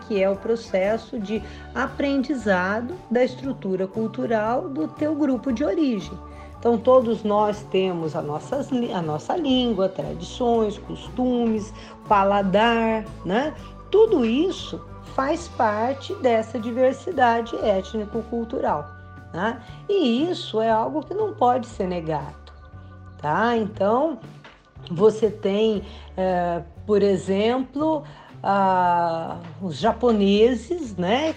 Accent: Brazil; nós brasileiros

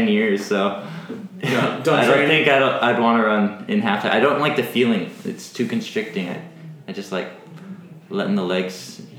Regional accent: Alaska, United States; I grew up in Alaska

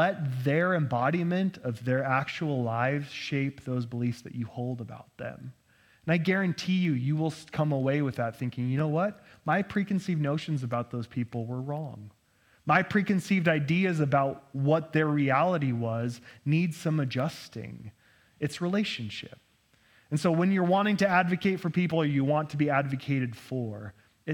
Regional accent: Nampa, Idaho, United States; I grew up in Nampa, and I thought Cathedral of the Rockies is where all the heretics went

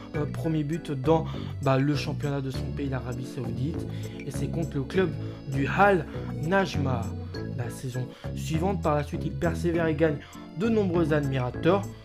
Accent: France; chez nous en France

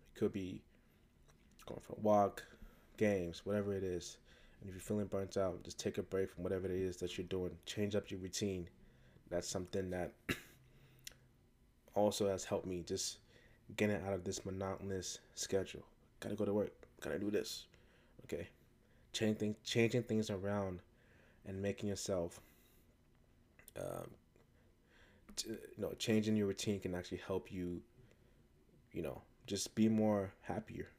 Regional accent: United States; even though I was born and raised in America, um, both my parents are from West Africa, Ghana

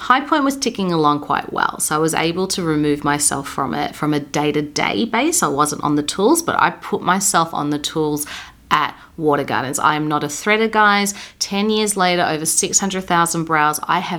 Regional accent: Sunshine, Victoria, Australia; I was born in Footscray Hospital. That is the same council of High Point Shopping Centre, okay? I grew up in Sunshine, Deer Park, Keilor Downs, Taylor's Lakes. Who am I kidding? I am a Westie.

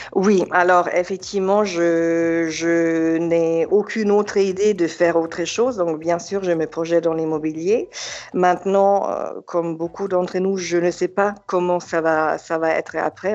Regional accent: Germany; French is a second language; moved away as an adult; also born or lived in Yugoslavia (Serbia); now in Nice, France; J'ai grandi en Allemagne

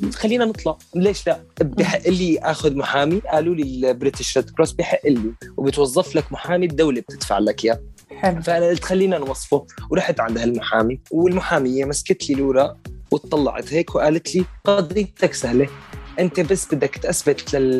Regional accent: Syria; also born or lived in Damascus / Qatar / United States; now in United Kingdom; انا من سوريا اطلع لامريكا

